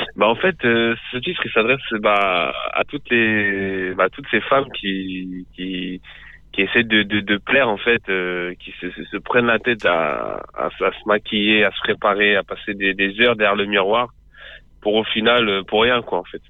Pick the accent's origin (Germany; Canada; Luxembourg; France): France; Boussy-Saint-Antoine, Île-de-France; j'ai grandi dans le 91, donc c'est euh, en Essonne, à Boussy-Saint-Antoine